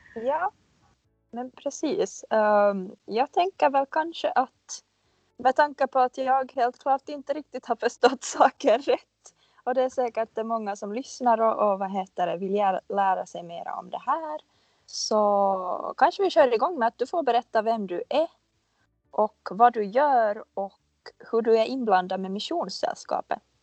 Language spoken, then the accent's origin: Swedish; Finland; now in Stockholm, Sweden; jag är en finlandssvensk marknadsförare slash innehållsskapare som bor i Stockholm